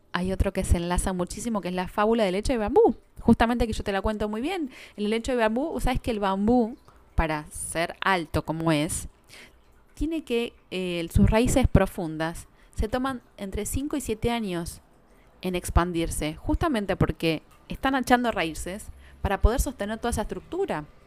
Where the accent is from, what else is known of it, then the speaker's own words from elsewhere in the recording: Buenos Aires, Argentina; Nosotros somos de Buenos Aires